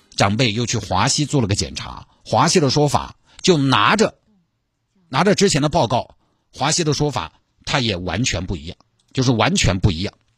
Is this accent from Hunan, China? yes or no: no; Sichuan, China; accent: Sichuanese; 我就尽量四川话